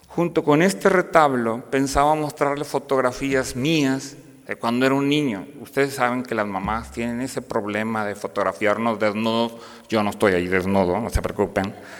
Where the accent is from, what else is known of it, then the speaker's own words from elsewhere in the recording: Piedras Negras, Coahuila, Mexico; now in Saltillo, Mexico; soy originario de Piedras Negras, Coahuila